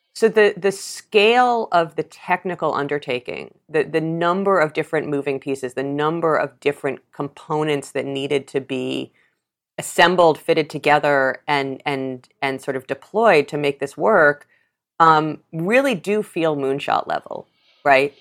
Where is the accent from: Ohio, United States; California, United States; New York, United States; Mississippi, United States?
New York, United States; New York City; I grew up in New York City and saw the AIDS epidemic